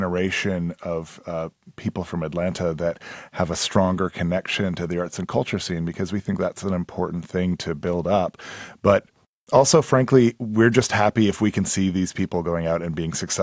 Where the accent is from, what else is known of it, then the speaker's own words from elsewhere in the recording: Edmonton, Alberta, Canada; moved away; Growing up in Edmonton, I was in high school.